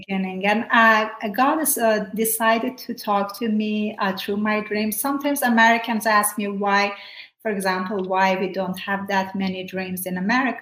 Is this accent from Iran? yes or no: yes; Iran; moved away; I grew up in Iran